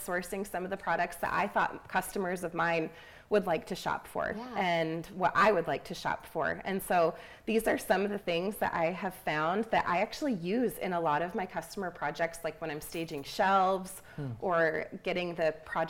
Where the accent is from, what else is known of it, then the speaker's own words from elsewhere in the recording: Michigan, United States; moved away as an adult; also born or lived in Pittsburgh; I'm originally from Michigan, and I moved to Pittsburgh with my husband for his job in 2011, I think, and we were there for 8 years.